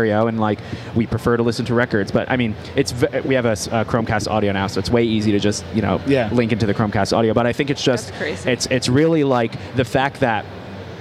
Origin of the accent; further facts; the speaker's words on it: New Jersey, United States; my hometown in Jersey